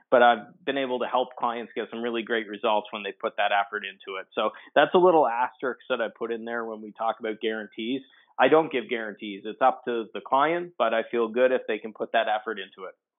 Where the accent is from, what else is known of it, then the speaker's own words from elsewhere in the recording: Atlantic Canadian East Coast, Atlantic Canada, Canada; I'm Canadian, so I'm on the Atlantic uh, Canadian East Coast